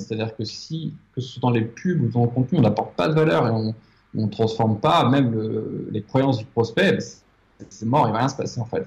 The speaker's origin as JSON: {"language": "French", "country": "France", "also_born_or_lived": "Paris", "moved": "as an adult", "lives_now": "Mauritius", "said": "J'habite à l'île Maurice, alors que je suis français, que j'ai vécu à Paris"}